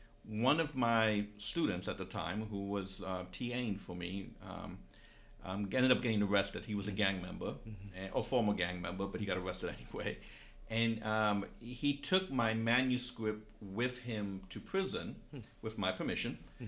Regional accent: New York, United States; Because I'm from New York and I'm familiar with that story more because I lived during that time.

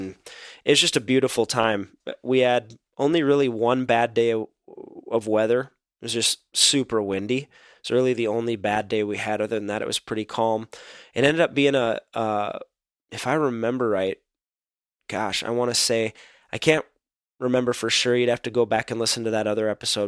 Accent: Minnesota, United States; being a Minnesotan

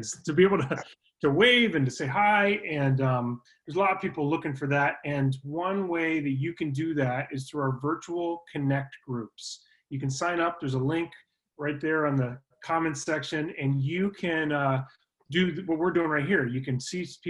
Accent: Florida, United States; moved away; when I grew up in Florida, and my dad and I would go to a sunrise service

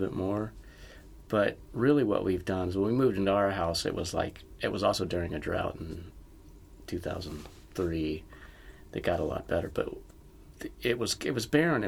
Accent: the South, United States; I was raised in the South

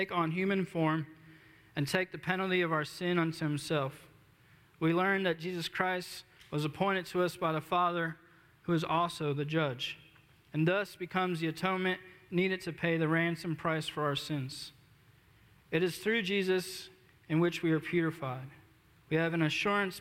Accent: Philadelphia, Pennsylvania, United States; moved away as an adult; also born or lived in Wise, Virginia; I'm originally born and raised in Philadelphia, Pennsylvania, not too far from here

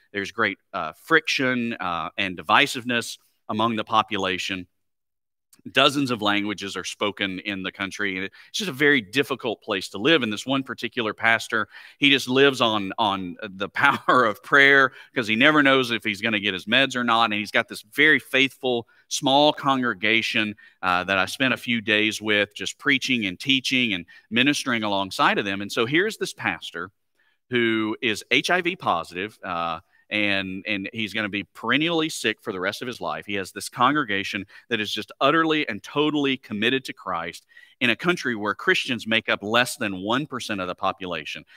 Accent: Alabama, United States; moved away; having grown up, uh, in Alabama

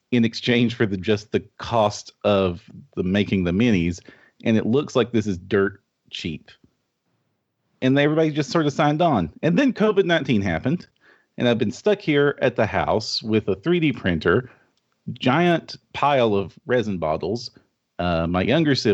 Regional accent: Kentucky, United States; Oh yes, I am from Eastern Kentucky in the United States which is the middle of nowhere.

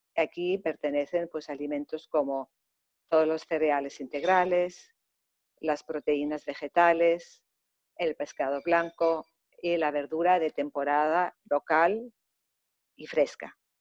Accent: Germany; also born or lived in Greece; now in Mallorca, Spain; he tenido la suerte de haber nacido en Alemania, entonces pues pasé gran parte de mi infancia en Alemania y posteriormente también en Grecia

